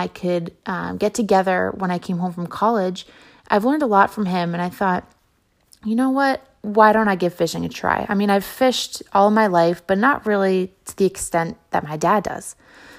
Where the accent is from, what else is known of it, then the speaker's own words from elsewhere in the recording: Barnstable, Massachusetts, United States; growing up in Barnstable, we had striped bass almost every night in the summer.